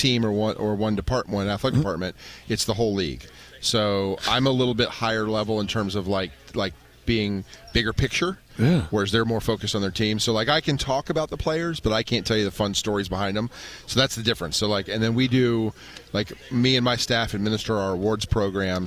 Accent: United States; also born or lived in Radford, Virginia; I grew up around the Washington area

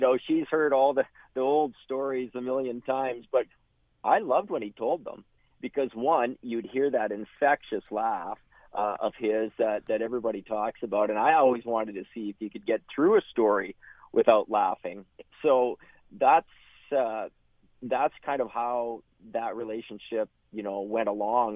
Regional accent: Hudson Bay, Saskatchewan, Canada; also born or lived in Lethbridge; I'm born and raised in Saskatchewan, and um, you know, uh, raised up in Hudson Bay

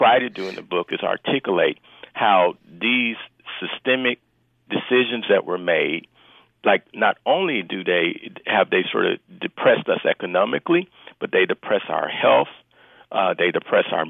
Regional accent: Little Rock, Arkansas, United States; I'm from Little Rock, Arkansas

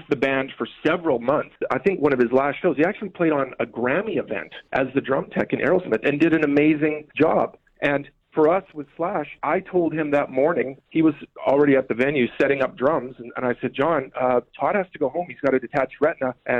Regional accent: Winnipeg, Manitoba, Canada; I'm from Winnipeg

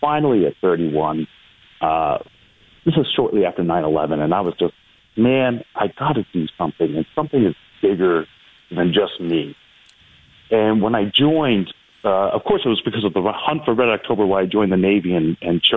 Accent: Brampton, Ontario, Canada; moved away as an adult; now in Toronto, Canada; I grew up in Brampton

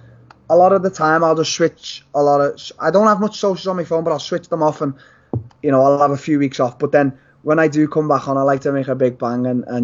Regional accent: Liverpool, North West England, United Kingdom; I fought at the Echo Arena in my hometown

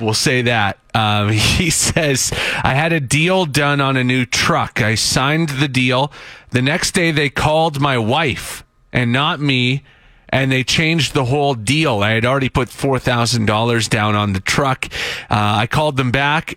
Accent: Saskatchewan, Canada; moved away as an adult; now in Edmonton, Canada; I'm from Saskatchewan originally

